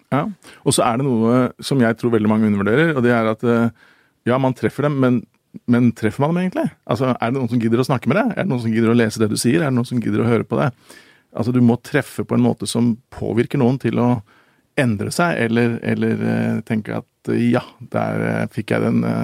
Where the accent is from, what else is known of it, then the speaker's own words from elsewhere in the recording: Oslo, Norway; jeg vokste opp på Manglerud